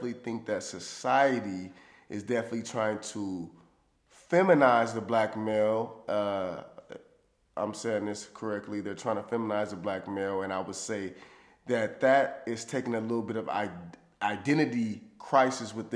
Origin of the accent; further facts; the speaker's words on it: Los Angeles, California, United States; growing up in South Central